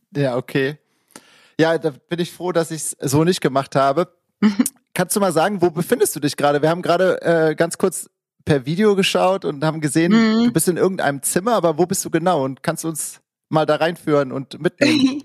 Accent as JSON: {"language": "German", "town": "Cologne", "region": "North Rhine-Westphalia", "country": "Germany", "said": "dass ich auch äh, südstadt bin und auch aus Köln komme"}